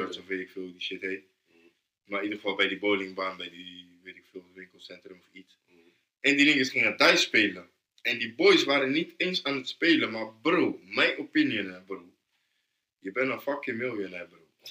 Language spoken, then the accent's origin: Dutch; Rotterdam, South Holland, Netherlands; Ik ben van Noord